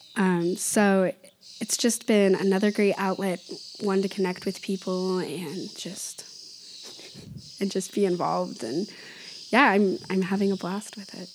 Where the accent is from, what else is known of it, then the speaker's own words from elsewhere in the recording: Oregon, United States; I was from Oregon